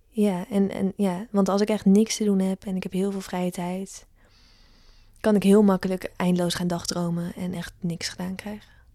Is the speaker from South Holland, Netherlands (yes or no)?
no; Ede, Gelderland, Netherlands; moved away; also born or lived in Amsterdam; Het is oh gewoon waar ik vandaan kom.